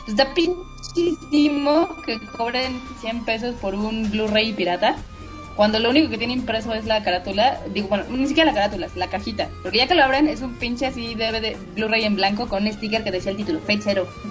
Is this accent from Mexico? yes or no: yes; Mexico; como fan mexicano